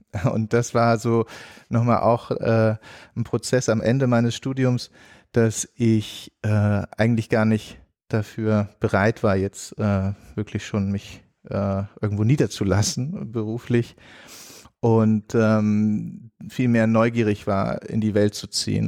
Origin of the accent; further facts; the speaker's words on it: Germany; moved away as an adult; also born or lived in Mostar / Catalonia; als Deutscher